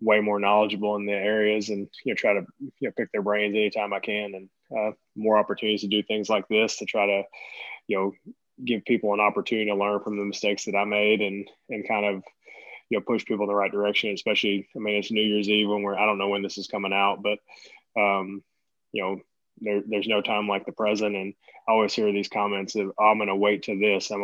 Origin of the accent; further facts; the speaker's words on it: East Tennessee, United States; also born or lived in Boston, Massachusetts; I was born in Boston, Massachusetts, and grew up in East Tennessee.